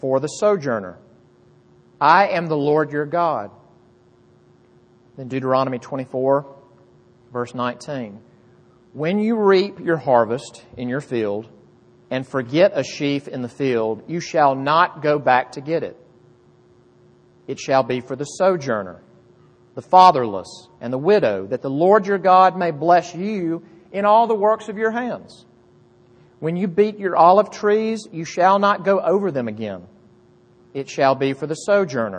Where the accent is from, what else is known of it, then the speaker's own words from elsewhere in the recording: Jackson, Mississippi, United States; moved away; I grew up in Mississippi, which is, you better believe me, Bible Belt